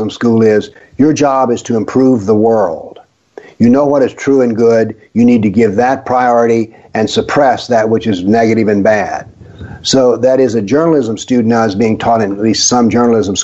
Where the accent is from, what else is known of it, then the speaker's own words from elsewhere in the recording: the South, United States; I grew up in the South, went to school in the South